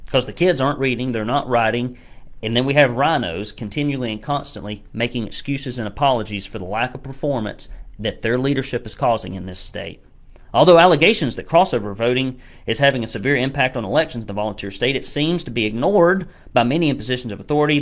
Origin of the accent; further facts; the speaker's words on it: Hamilton County, Tennessee, United States; I am from Hamilton County